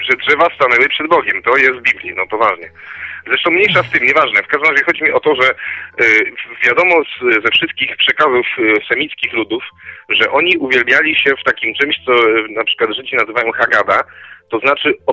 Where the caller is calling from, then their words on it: Koszalin, West Pomeranian Voivodeship, Poland; z Koszalina dzwonię.